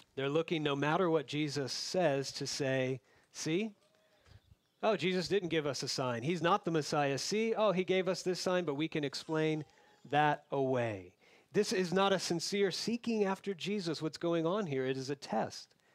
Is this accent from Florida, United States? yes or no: yes; Florida, United States; moved away; where I grew up in Florida